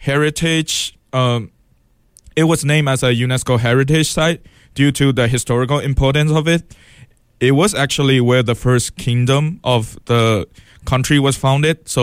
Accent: Mandalay, Mandalay Region, Myanmar; now in Eugene, United States; my city's name, where I'm from, is called Mandalay

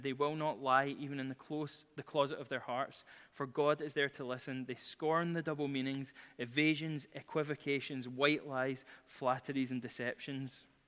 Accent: Glasgow, Scotland, United Kingdom; I'm from Glasgow

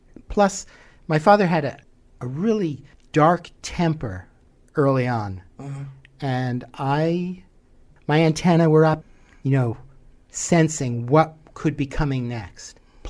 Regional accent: New York City, New York, United States; I grew up in Manhattan. You know, I was a latchkey kid on the streets from an early age.

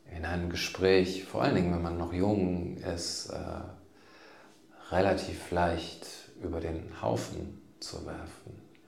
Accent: Germany; wo kommen Sie eigentlich her? Sage ich Deutschland

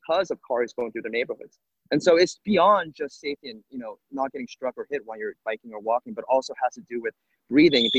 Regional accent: Los Angeles, California, United States; my hometown here in Los Angeles

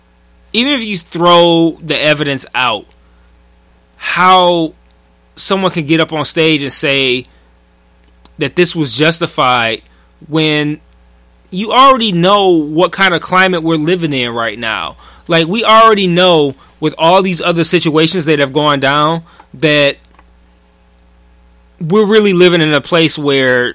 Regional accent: Detroit, Michigan, United States; we grew up in Detroit public school

